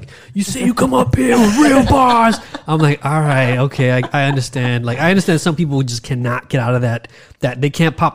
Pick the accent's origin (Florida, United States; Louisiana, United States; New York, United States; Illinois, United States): New York, United States; as a New Yorker